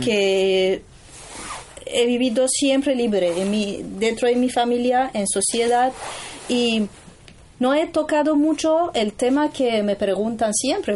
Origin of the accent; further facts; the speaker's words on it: Tehran, Tehran Province, Iran; Spanish is a second language; moved away; yo soy de Teherán